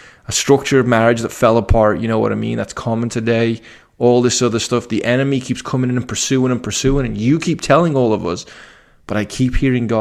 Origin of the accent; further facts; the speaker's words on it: Liverpool, North West England, United Kingdom; I come from Liverpool, which is a very eclectic city